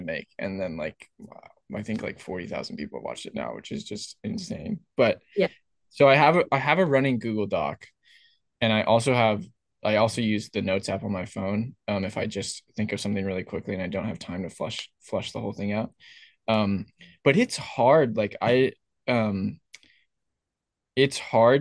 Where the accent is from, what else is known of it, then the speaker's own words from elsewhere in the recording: Berkeley, California, United States; now in Santa Barbara, United States; I grew up in Berkeley